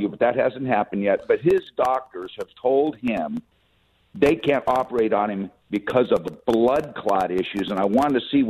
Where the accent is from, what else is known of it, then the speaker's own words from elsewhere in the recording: Riverside, California, United States; now in Sacramento, United States; I'm from Riverside, which is next to the Santa Ana River, and so mm-hmm. is my buddy, but we both live up near Sacramento.